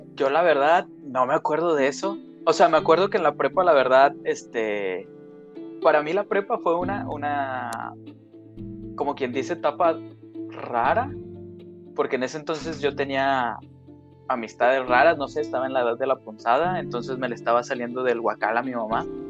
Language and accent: Spanish; Torreón, Coahuila, Mexico; Jessica y yo este, somos de Torreón, Coahuila